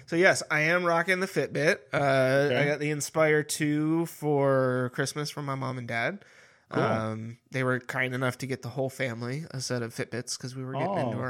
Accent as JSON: {"language": "English", "town": "Sacramento", "region": "California", "country": "United States", "tie": "born or raised there", "said": "You know, like I grew up in Sacramento."}